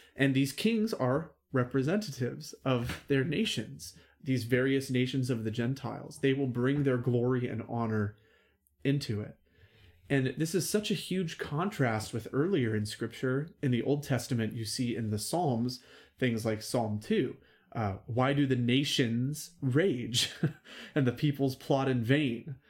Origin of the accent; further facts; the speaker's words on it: United States; I'm American and I'm proud to be American.